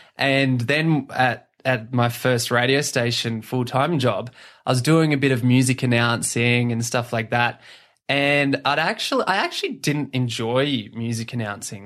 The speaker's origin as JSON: {"language": "English", "town": "Batemans Bay", "region": "New South Wales", "country": "Australia", "tie": "born or raised there", "also_born_or_lived": "Gosford, New South Wales / Dubbo, New South Wales", "said": "I'm from the South Coast. Um, I was born in Gosford, lived in Dubbo for a while, and then did high school around Batemans Bay"}